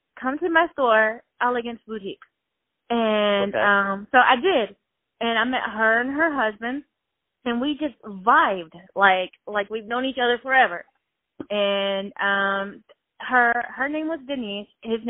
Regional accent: Shreveport, Louisiana, United States; moved away as an adult; now in Atlanta, United States; I'm from Shreveport, and I had moved to Atlanta in 2005 from Shreveport

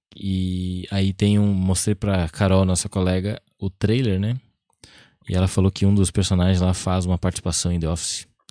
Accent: Brazil; eu que sou brasileiro e falo mal inglês

